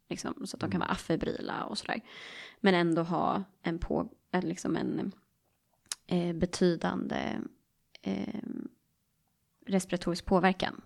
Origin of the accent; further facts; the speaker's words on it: Stockholm, Stockholm County, Sweden; accent: Stockholm; jag är från Stockholm